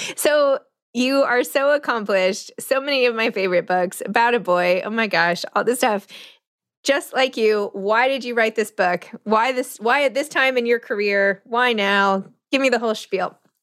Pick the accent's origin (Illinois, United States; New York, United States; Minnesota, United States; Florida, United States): New York, United States; New York City; I'm from New York City